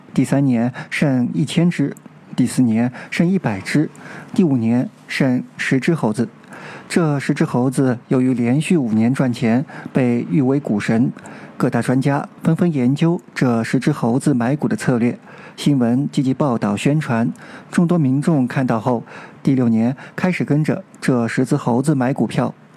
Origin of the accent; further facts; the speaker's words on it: China; 回到我们中国人所关心的如何过渡和交接香港的议题上来。